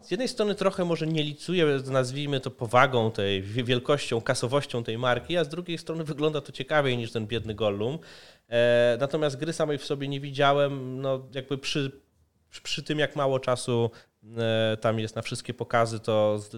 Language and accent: Polish; Poland; ja tu jestem z Polski